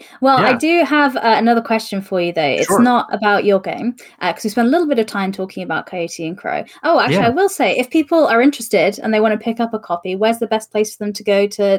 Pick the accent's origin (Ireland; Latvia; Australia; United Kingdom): United Kingdom; I'm white British and I have this accent.